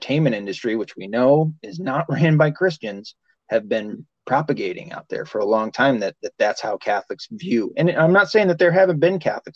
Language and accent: English; the South, United States; I was raised in the South